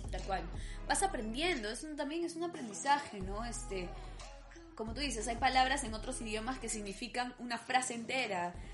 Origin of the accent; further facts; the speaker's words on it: Peru; Antes era muy difícil, era como que viajabas a otro país y no, a ti como peruano no te reconocían.